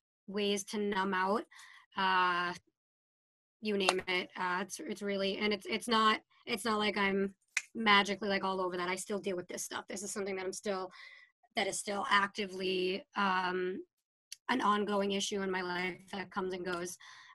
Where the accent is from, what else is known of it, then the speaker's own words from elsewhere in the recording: Salem, Massachusetts, United States; And we went to Salem State. So we grew up in Witch City, spent a lot of our prime youth years there.